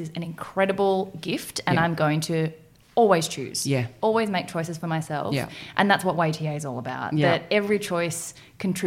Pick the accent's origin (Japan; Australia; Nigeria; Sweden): Australia; also born or lived in South Korea; I was adopted from South Korea, but then brought here. I mean, I was 4 or 5 months old, have very little recollection of the orphanage there, and was brought up by a white Australian family